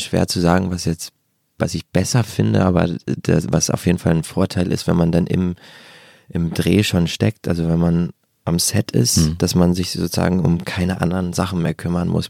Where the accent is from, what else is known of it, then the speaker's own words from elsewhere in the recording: Germany; in der Vorstadt gegangen, wo ich herkomme, in Wagterheide